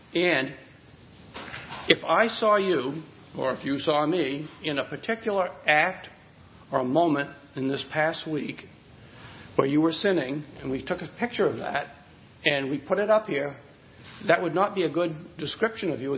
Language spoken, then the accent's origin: English; Hudson, United States; the hometown where I grew up in Hudson